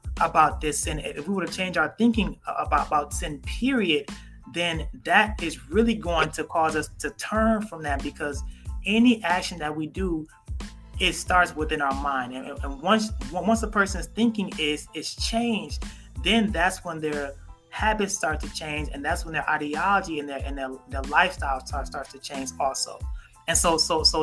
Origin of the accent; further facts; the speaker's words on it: United States; I am American born. I am American bred